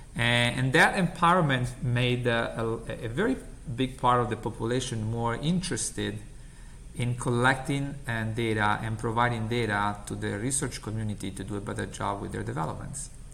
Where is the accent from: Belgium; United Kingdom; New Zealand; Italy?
Italy; English is a second language; moved away as an adult; now in United States; as you can get from my accent, I'm originally from Italy